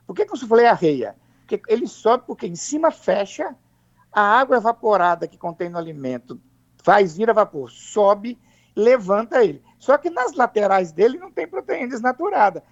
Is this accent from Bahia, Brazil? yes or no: no; Alegre, Espírito Santo, Brazil; o Principado do Alegre, onde eu nasci e fui criado